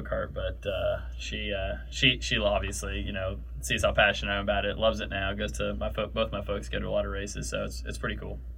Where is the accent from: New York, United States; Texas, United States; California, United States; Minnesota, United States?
California, United States; I grew up in California.